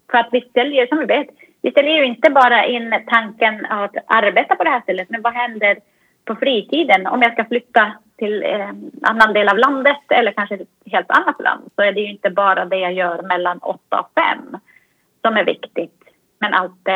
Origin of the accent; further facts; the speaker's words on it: Finland; det här svenska som jag kommer från Finland, det svenska, eh, ingen minns en fegis och det finska